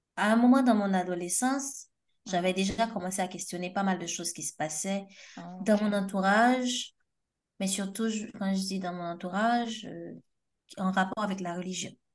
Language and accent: French; Haiti; je suis haïtienne